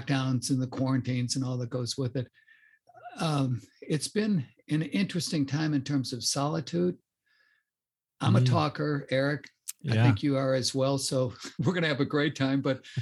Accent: Chicago, Illinois, United States; But I grew up in the North Shore of Chicago.

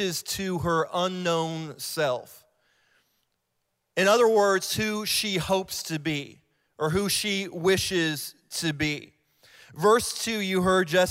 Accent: Ohio, United States; moved away; I'm from Ohio, too. I'm an Ohio boy

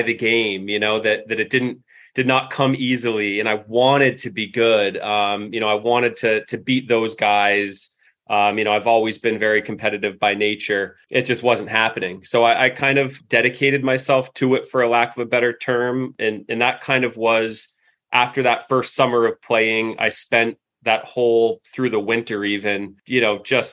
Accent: Alstead, New Hampshire, United States; I grew up in Elsted, New Hampshire, a little outside of Keene.

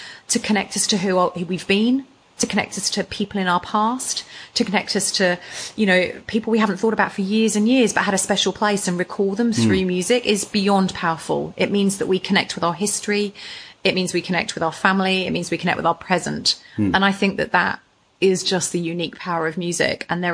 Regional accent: England, United Kingdom; we're both English.

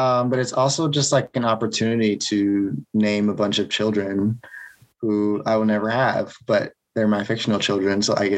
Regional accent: Atlanta, Georgia, United States; Yeah, I'm from Georgia.

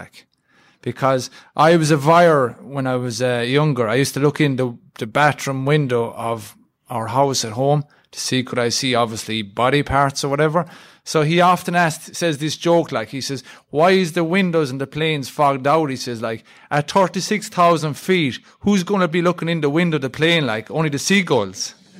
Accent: Ireland; accent: Irish; I'm from Ireland.

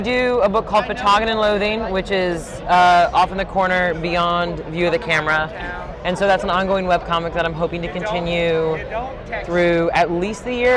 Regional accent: St. Louis, Missouri, United States; I'm from St. Louis

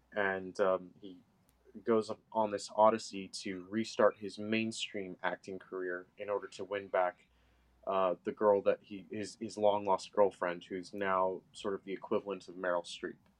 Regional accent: Los Angeles, California, United States; I am from Venice particularly

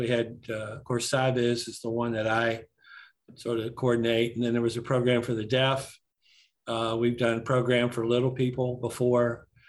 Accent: Romney, West Virginia, United States; here in my hometown in West Virginia, where the West Virginia School for the Blind is.

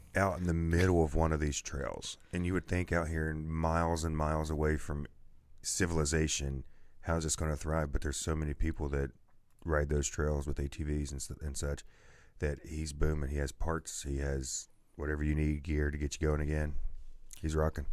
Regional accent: Man, West Virginia, United States; moved away; I was born in Man, West Virginia

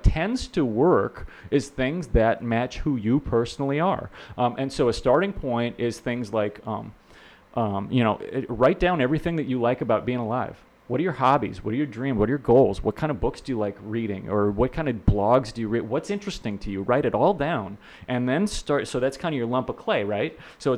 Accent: Minnesota, United States; now in Florida, United States; I'm from Minnesota

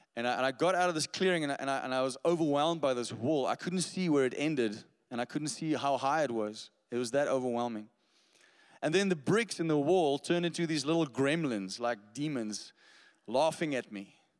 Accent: Stellenbosch, Western Cape, South Africa; I grew up in Stellenbosch. That's, you know, just a little bit prettier than Somerset West down there in the Western Cape.

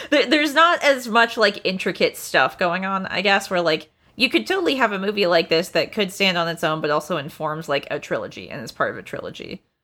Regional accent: Anchorage, Alaska, United States; I grew up in Alaska, uh, like, in Anchorage, which is a coastal town

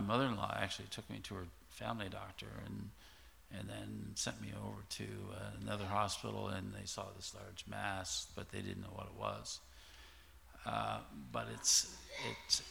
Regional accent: eastern shore of Nova Scotia, Canada; I grew up in a um, area on the eastern shore of Nova Scotia.

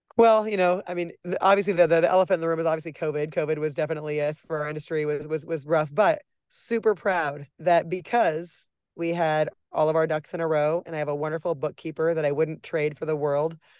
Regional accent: Nebraska, United States; moved away as an adult; now in Kansas City, United States; I'm from Nebraska

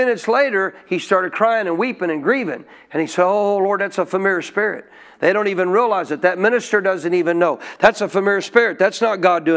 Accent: Montana, United States; When I was a kid growing up in Montana

